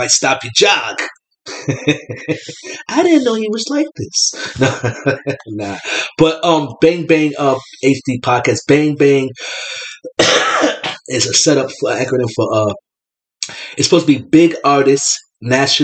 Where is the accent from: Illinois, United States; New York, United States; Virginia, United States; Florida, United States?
New York, United States; New York City; now in Troy, United States; I'm from New York City. I'm from the Bronx. I'm from the Bronx, the South Bronx